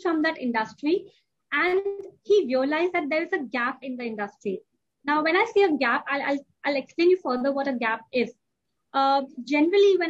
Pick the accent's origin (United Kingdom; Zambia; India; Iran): India; moved away as an adult; now in Dubai, United Arab Emirates; I'm an Indian, and I was born and brought up in India, and we moved to Dubai.